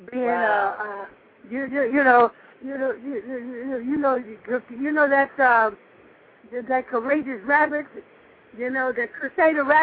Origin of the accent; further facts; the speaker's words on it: Chicago, Illinois, United States; now in Miami, United States; I still live. I still was born and raised in Chicago. That will always be my roots